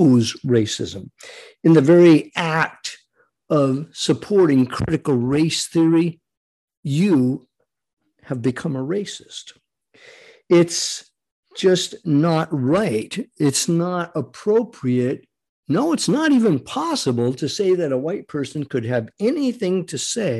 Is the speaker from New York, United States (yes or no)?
no; Rhode Island, United States; growing up in Rhode Island